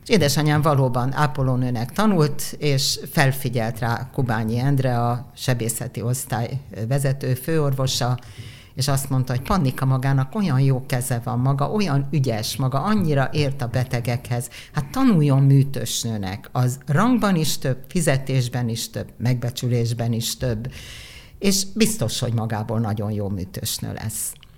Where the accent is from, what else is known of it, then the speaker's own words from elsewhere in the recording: Budapest, Hungary; ide születtem én is